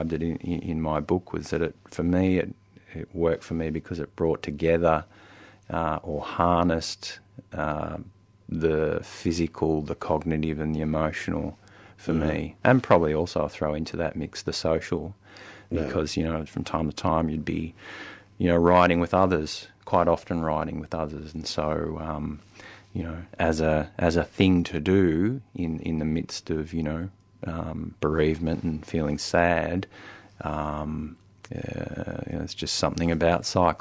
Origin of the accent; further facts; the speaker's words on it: Albury, New South Wales, Australia; also born or lived in Wodonga, Victoria; now in Melbourne, Australia; I grew up in Albury, Wodonga